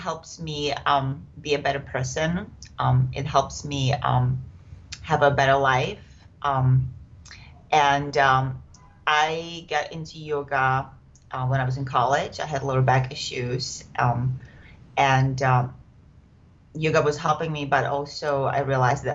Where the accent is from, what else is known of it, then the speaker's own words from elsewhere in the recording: Czechia; first language Czech; English is a second language; moved away as an adult; now in San Francisco Bay Area, United States; I'm from the Czech Republic